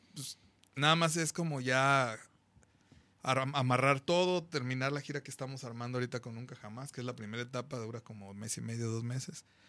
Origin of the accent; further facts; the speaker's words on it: Guadalajara, Jalisco, Mexico; Somos más chingón de Guadalajara, Jalisco, México, la tierra del mariachi.